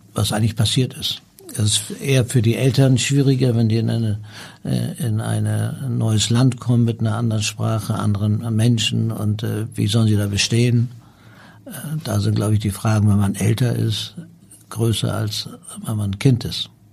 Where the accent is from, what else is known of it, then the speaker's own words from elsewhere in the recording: Hamburg, Germany; also born or lived in Tehran, Iran; hier bin ich aufgewachsen